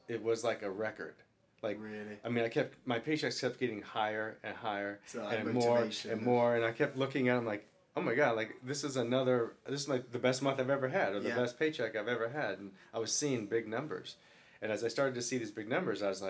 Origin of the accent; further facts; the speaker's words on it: Kansas, United States; now in Los Angeles, United States; I've been in LA for a while, but I was still from Kansas, a little bit green